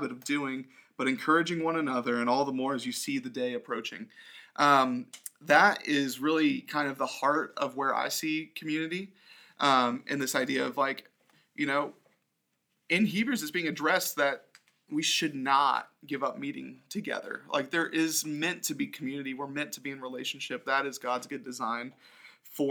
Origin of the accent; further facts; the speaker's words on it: Orlando, Florida, United States; growing up in Orlando, yeah, like, I have community here